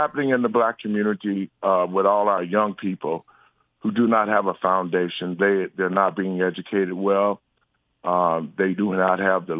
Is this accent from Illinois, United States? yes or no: yes; Chicago, Illinois, United States; I grew up in Chicago, in Inglewood.